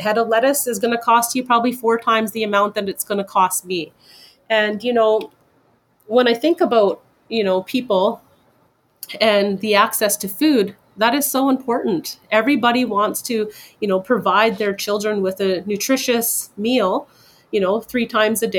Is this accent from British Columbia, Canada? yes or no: yes; Fort Nelson, British Columbia, Canada; Growing up in Fort Nelson, you would go grocery shopping and you would get your produce for the week